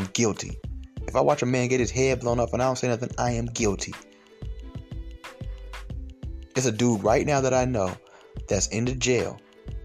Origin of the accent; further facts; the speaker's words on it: Stone Mountain, Georgia, United States; I grew up in Stone Mountain in elementary school